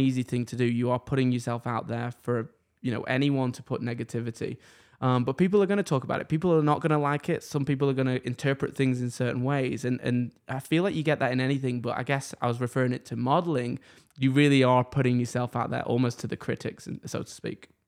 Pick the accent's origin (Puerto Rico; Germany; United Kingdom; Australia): United Kingdom; England; now in Canada; I'm from England